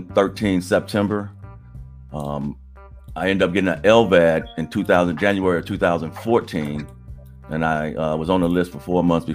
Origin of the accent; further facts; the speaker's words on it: Cincinnati, Ohio, United States; now in Atlanta, United States; I'm originally from Cincinnati, Ohio. I reside in Atlanta, Georgia.